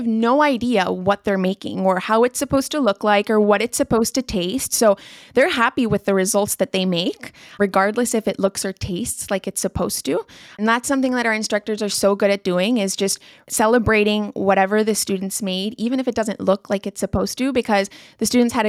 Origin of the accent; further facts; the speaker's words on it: Colombia; also born or lived in Singapore; Growing up in Colombia, you can find sushi nowadays, but when I was young, sushi I don't think existed back then.